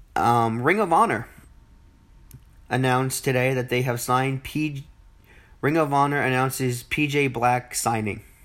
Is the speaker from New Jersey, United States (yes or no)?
yes; New Jersey, United States; my hometown, well, my home state, I should say, of New Jersey